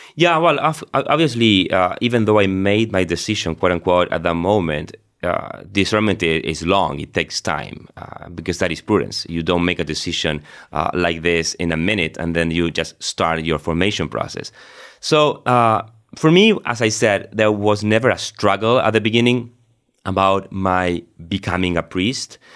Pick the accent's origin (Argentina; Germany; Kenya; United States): Argentina; moved away as an adult; also born or lived in Rome; I was born and raised in Argentina